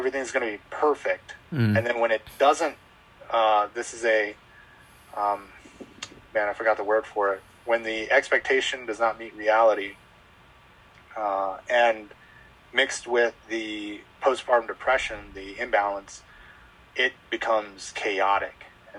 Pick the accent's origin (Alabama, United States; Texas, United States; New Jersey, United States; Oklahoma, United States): Alabama, United States; Mobile; born there; also born or lived in San Luis Obispo, California / Minnesota; I was born in Mobile, Alabama. We stayed there for a little bit, and then we ended up moving to California, SLO County, San Luis Obispo.